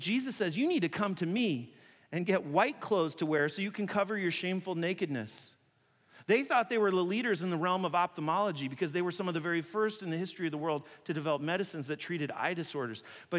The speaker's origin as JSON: {"language": "English", "country": "China", "tie": "born or raised there", "said": "When I grew up in China, I played basketball with a lot of Chinese people."}